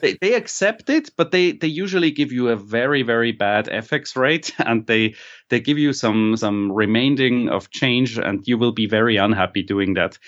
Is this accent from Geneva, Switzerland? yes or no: no; Basel, Basel-Stadt, Switzerland; I was not born here, but I grew up in Basel